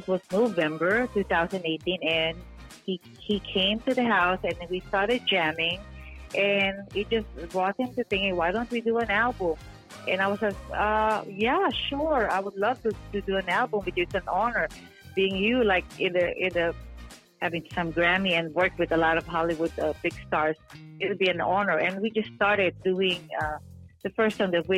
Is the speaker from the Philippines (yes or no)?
yes; Philippines; moved away; I was born in the Philippines, so yeah, that's how I started my music career